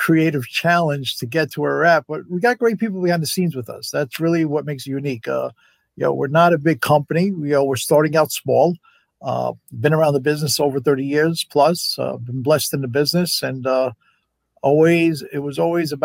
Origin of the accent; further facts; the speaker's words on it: Mount Vernon, New York, United States; I'm from Mount Vernon, New York, so it's a family thing